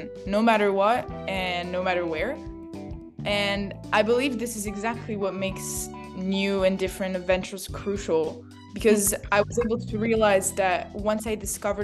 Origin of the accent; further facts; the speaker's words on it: France; moved away as an adult; also born or lived in Rome, Italy / Canada / United States; originally I was born in Italy, in Rome. And when I was 7 years old, my family and I moved to France, and that's where I've been living since then.